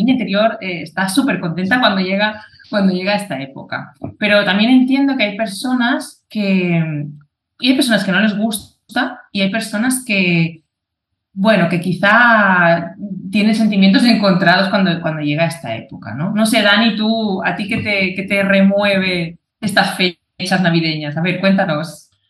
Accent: Catalonia, Spain; yo soy de, de Cataluña

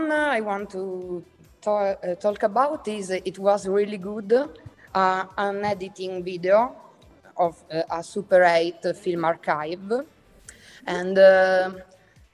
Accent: Catania, Sicily, Italy; English is a second language; I'm a Sicilian filmmaker and visual artist. I come from Catania, where I live and work

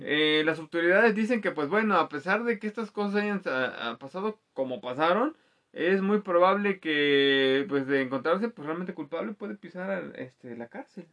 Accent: Mexico

